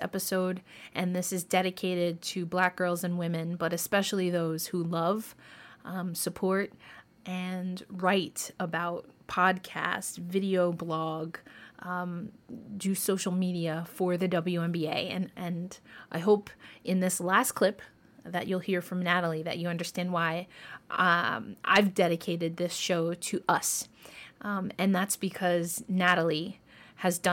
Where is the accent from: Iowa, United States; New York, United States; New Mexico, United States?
New York, United States; Westchester County; Growing up in Westchester County, that's where I did my schooling, Westchester County, New York